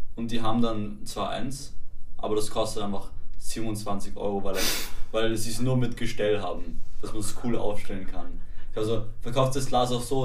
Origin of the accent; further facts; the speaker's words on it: Vienna, Austria; Also ich bin in Wien geboren